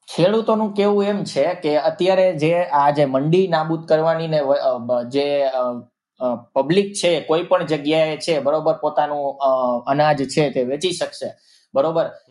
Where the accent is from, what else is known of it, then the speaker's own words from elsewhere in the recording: Gujarat, India; અમે ગુજરાતથી આવીએ છીએ